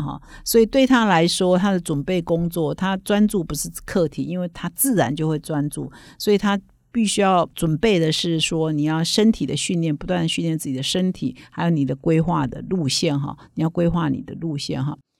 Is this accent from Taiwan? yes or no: yes; Taiwan; 我们台湾人